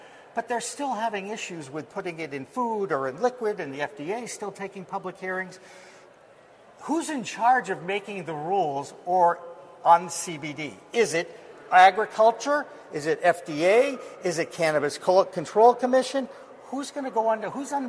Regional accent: Massachusetts, United States; it happened in my home state of Massachusetts. Very proud of my home state

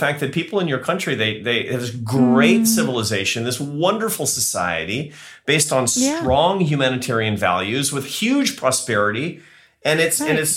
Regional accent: United States; I'm American

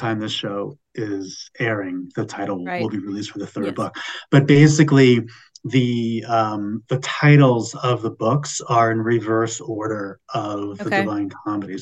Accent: United States; I am American

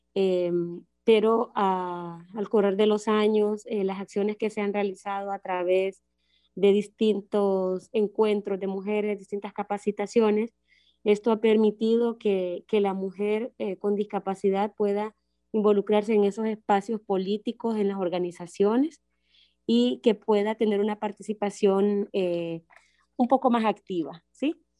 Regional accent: Honduras; soy de Honduras

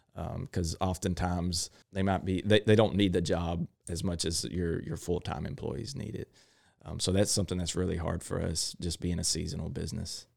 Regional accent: Crockett, Texas, United States; I grew up in Crockett, uh, Texas

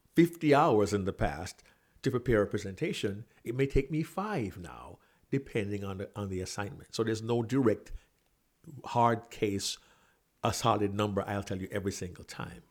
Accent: Kingston, Jamaica; moved away as an adult; also born or lived in New York City; I was born and raised in Kingston, Jamaica

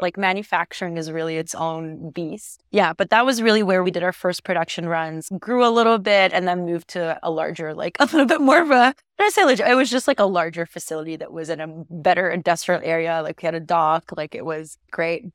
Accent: Egypt; now in Canada; I was born and raised in Egypt, and my family is Egyptian

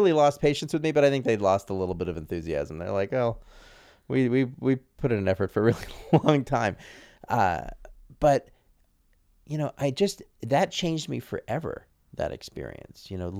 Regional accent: Santa Fe, New Mexico, United States; also born or lived in New York; I grew up in Santa Fe. So after New York, went to Santa Fe, New Mexico. So as a white kid, I was a minority.

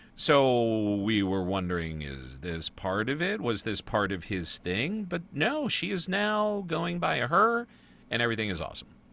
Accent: United States; I'm American.

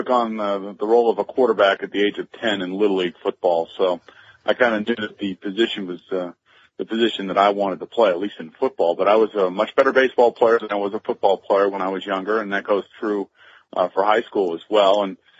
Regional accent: New York, United States; I was lucky enough to be traded to the New York Jets, my hometown team, if you will.

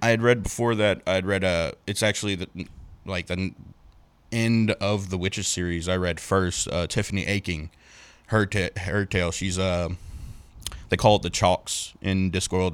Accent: Cajun, Louisiana, United States; I'm Cajun

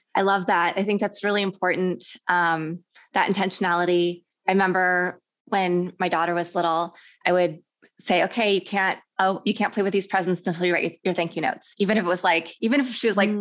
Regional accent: Kansas, United States; also born or lived in Houston, United States; now in Los Angeles, United States; I grew up in Kansas

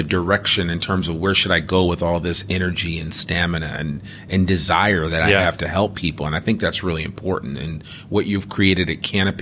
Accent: United States; moved away as an adult; also born or lived in Boston; now in Northwest Arkansas, United States; I'm from the Northeast. I'm from just outside of New York City

